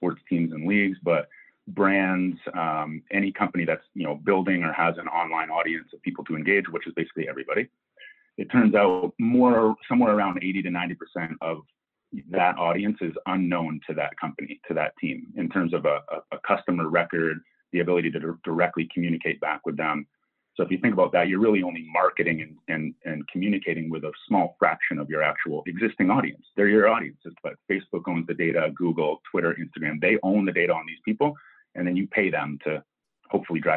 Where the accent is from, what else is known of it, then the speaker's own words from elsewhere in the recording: Maine, United States; moved away; also born or lived in Canada; I'm from Maine, so I'm sort of almost a Canadian